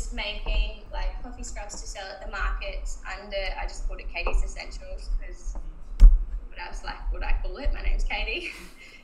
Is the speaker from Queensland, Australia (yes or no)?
yes; Cairns, Queensland, Australia; moved away; I'm from Cairns originally, and we go there for Christmas every year.